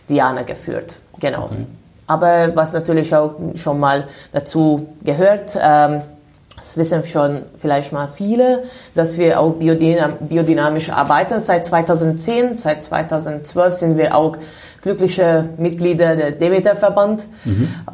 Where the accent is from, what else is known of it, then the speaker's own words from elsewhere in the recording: Budapest, Hungary; moved away as an adult; now in Germany; Also ich komme aus Ungarn, bin in Budapest geboren.